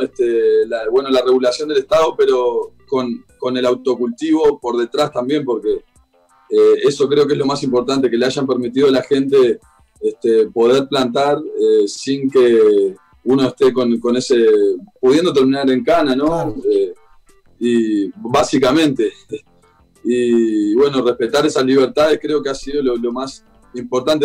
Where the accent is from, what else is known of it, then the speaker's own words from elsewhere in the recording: Salto, Uruguay; now in Montevideo, Uruguay; Yo soy de Salto, al norte de Uruguay, que es más enfrente a Concordia, sí. enfrente a la ciudad de Concordia. Pero hoy por hoy, hace varios años que vivo en Montevideo.